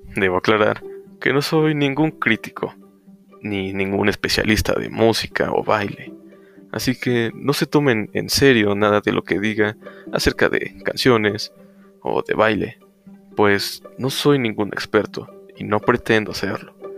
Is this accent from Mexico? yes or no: yes; Mexico; yo soy mexicano